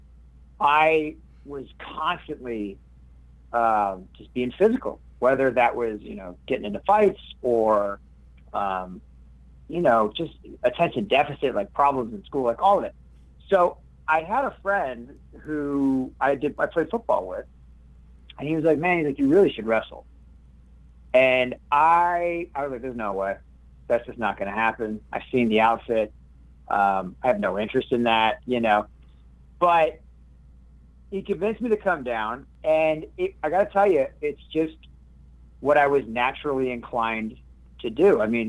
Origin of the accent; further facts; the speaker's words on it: Minneapolis, Minnesota, United States; also born or lived in New Mexico / San Francisco / Thailand; I'm born in Minnesota. I'm from Minneapolis, Minnesota. But I lived all over. I lived in New Mexico. I lived in San Francisco. I lived in Thailand on and off for a few years.